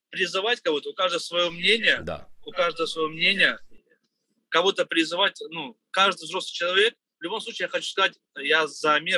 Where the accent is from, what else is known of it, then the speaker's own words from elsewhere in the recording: Russia; мы живем в многонациональной стране России, да, я всю жизнь здесь живу, так же, как и азербайджанцы, и нас это не касается.